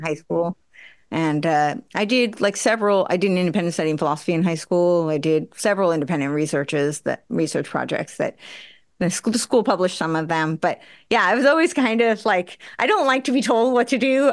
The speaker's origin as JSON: {"language": "English", "country": "United States", "tie": "born or raised there", "said": "I grew up right outside New York City"}